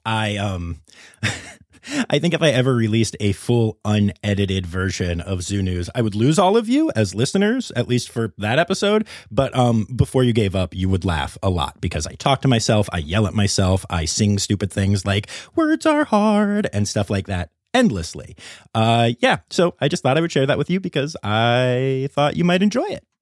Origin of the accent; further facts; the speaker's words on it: Cumberland County, central Pennsylvania, United States; I grew up in Cumberland County in central Pennsylvania